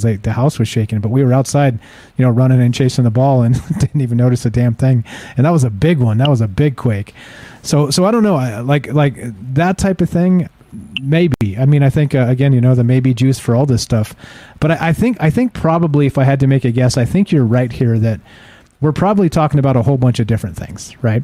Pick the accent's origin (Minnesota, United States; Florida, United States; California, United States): California, United States; I grew up in California